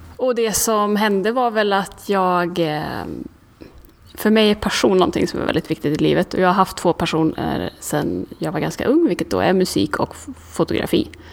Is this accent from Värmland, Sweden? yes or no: yes; Karlstad, Värmland, Sweden; moved away as an adult; now in Stockholm, Sweden; jag kommer från Karlstad från början, flyttade till Stockholm när jag var 18